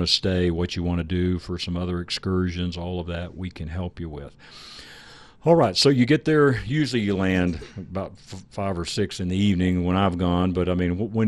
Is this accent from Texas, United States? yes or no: yes; Texas, United States; we're from Texas.